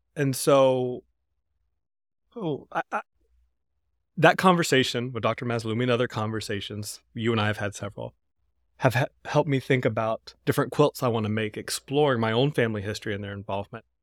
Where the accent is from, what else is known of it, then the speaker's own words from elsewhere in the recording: North Carolina, United States; from my home state of North Carolina